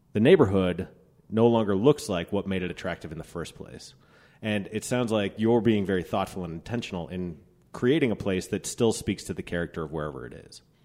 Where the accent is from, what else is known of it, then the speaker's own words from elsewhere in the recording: Applewood, Colorado, United States; also born or lived in Denver, Colorado; I grew up in Applewood, so where Teller's is, I grew up two blocks from there at Sixteenth and Youngfield.